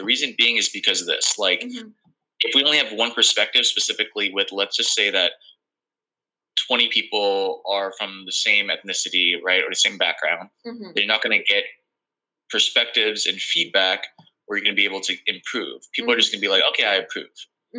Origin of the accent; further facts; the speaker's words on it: Philippines; Because I'm Filipino